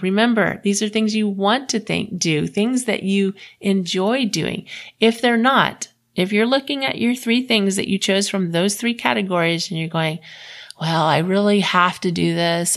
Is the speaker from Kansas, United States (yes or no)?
no; Florida, United States; moved away as an adult; also born or lived in Houston, Texas; now in Utah, United States; I grew up in Florida